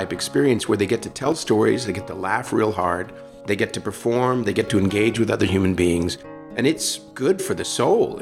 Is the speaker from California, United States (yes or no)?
yes; San Francisco, California, United States; I grew up in San Francisco. I grew up in the city